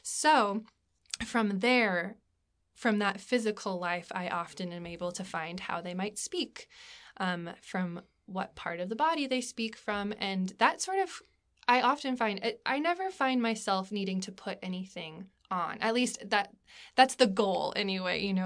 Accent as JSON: {"language": "English", "town": "Anchorage", "region": "Alaska", "country": "United States", "tie": "born or raised there", "moved": "as an adult", "lives_now": "Abingdon, Virginia, United States", "said": "I am originally from Anchorage, Alaska, the last frontier."}